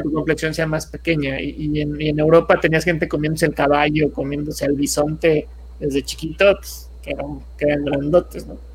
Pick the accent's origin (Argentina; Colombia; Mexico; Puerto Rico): Mexico; somos buenos los mexicanos